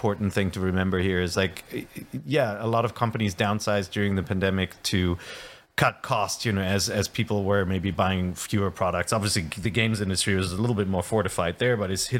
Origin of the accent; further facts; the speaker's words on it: Cologne, North Rhine-Westphalia, Germany; Cologne, my hometown, which is home to 1 million people